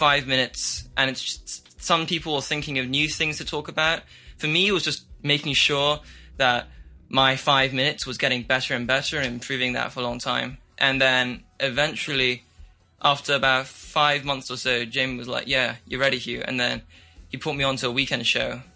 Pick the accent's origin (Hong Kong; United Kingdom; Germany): Hong Kong; I've grown up in Hong Kong my entire life, and I go to international school here, and I'm half Chinese, and I'm half English